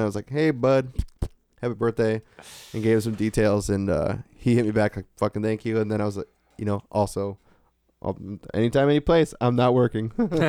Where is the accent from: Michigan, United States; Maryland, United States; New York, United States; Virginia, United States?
Michigan, United States; Redford; Dude, I grew up in Redford.